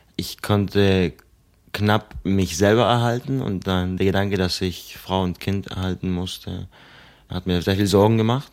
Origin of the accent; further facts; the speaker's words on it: Argentina; now in Germany; in Argentinien, wo ich herkomme.